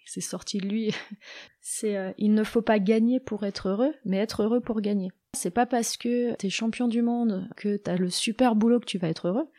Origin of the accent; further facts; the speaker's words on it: Annecy, Auvergne-Rhône-Alpes, France; je suis d'Annecy